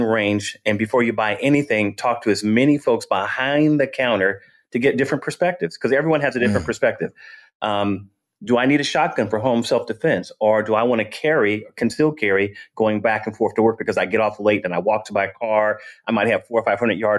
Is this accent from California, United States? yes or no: yes; Vallejo, California, United States; moved away as an adult; now in Georgia, United States; in Vallejo, in my neighborhood, they had guns there